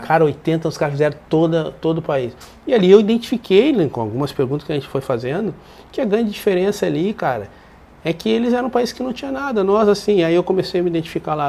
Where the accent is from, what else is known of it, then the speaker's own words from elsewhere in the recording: Porto Alegre, Rio Grande do Sul, Brazil; eu saí da Restinga e fui morar lá embaixo da, na caverna, lá no Grêmio